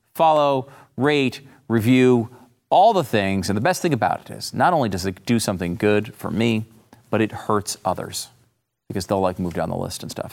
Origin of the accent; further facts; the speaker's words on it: Connecticut, United States; moved away as an adult; also born or lived in Florida / Pennsylvania; now in Texas, United States; I grew up in Connecticut.